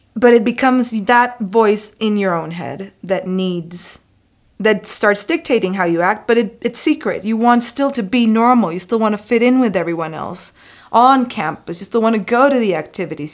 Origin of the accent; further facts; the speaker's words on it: Costa Rica; moved away as an adult; I am an international student. I'm from Costa Rica